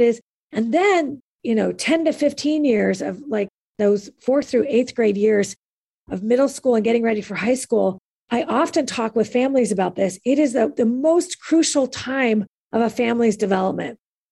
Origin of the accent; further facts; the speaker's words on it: California, United States; also born or lived in Kansas City, Missouri; I'm from California and this is my home